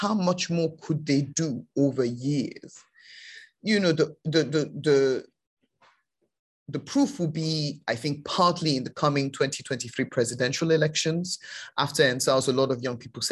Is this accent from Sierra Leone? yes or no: yes; Sierra Leone; I'm not Nigerian, I'm from Sierra Leone